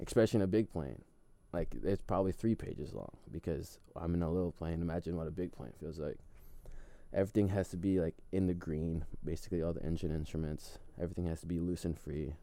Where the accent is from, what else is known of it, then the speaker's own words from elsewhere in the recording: Philippines; now in United States; the Philippines, my hometown.